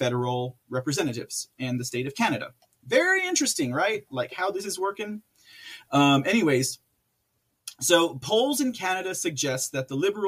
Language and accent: English; United States; as an American